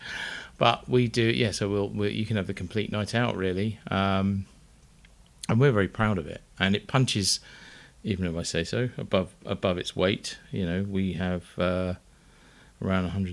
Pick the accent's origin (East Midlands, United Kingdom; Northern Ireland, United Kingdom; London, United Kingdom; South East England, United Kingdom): South East England, United Kingdom; Uckfield; born or raised there